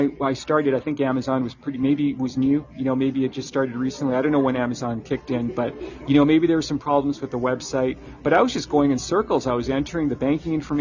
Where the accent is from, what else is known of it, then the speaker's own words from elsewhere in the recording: Canada; me as a Canadian